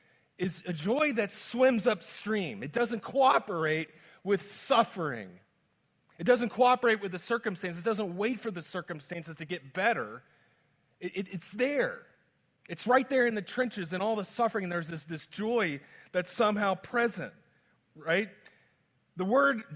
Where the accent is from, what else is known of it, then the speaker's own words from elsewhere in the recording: Central Florida, United States; these weird places I grew up with in Central Florida